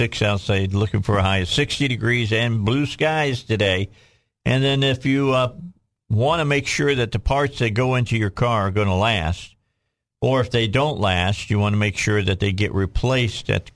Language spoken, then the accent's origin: English; Cabot, Arkansas, United States; I'm from Cabot